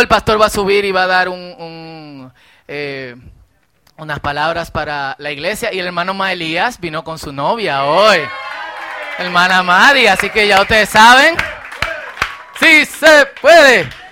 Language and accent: Spanish; Dominican Republic; somos dominicanos